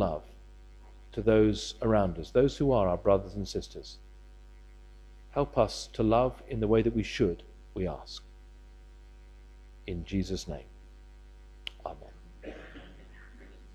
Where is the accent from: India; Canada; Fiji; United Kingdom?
United Kingdom; we're British